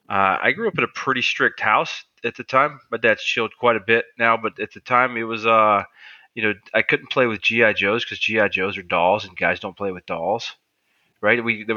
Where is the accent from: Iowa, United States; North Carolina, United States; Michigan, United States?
North Carolina, United States; Greensboro; Greensboro, North Carolina.